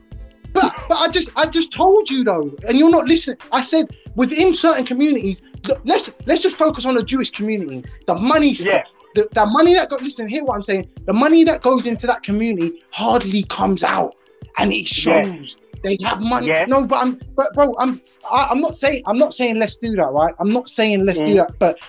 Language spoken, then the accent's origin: English; United Kingdom; we're British